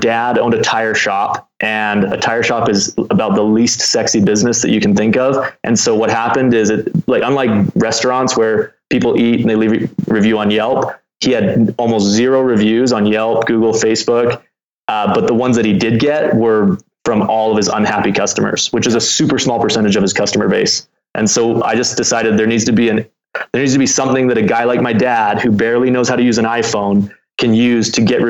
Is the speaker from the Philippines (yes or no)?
no; Canada; now in Utah, United States; I'm Canadian